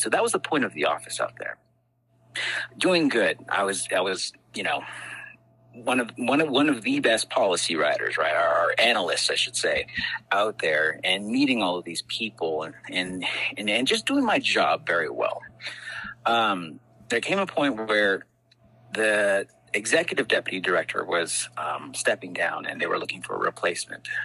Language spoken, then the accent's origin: English; Shiprock, New Mexico, United States; also born or lived in Albuquerque, New Mexico; from Shiprock, New Mexico, born and raised on the Navajo uh, Reservation.